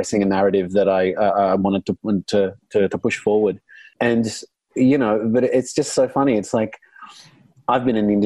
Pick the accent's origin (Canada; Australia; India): Australia; born or raised there; first language Arabic; English is a second language; also born or lived in Lebanon